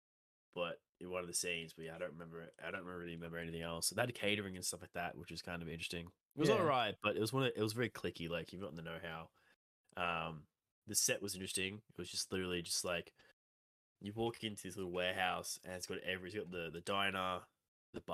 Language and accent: English; Australia; why are we so over the top Australian